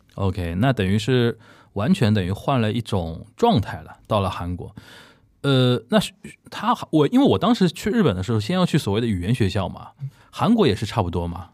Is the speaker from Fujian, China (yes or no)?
no; Shanghai, China; 现在回到上海，在从事这个文化交流这方面的工作